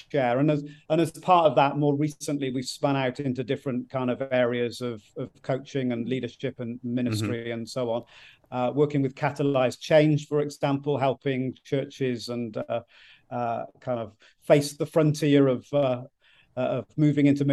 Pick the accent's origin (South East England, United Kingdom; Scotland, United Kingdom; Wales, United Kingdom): Wales, United Kingdom; South; moved away as an adult; now in Ipswich, United Kingdom; we grew up in South Wales, so the west part of Great Britain, the United Kingdom, and moved as far as we could to the other side without getting wet as missionaries from Wales to England almost 30 years ago.